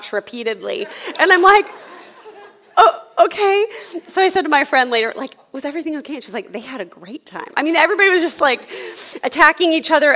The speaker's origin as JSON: {"language": "English", "region": "California", "country": "United States", "moved": "yes", "said": "we're from California originally"}